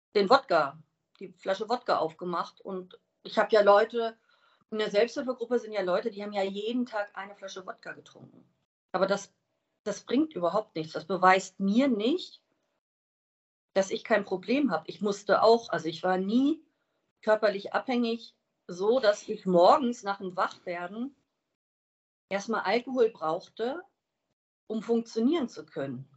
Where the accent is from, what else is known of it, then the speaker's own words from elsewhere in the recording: Wiesbaden, Hesse, Germany; ich komme aus Wiesbaden